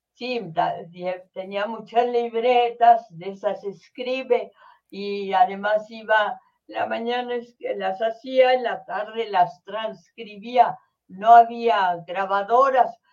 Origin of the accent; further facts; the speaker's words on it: Mexico; Tanto en mi país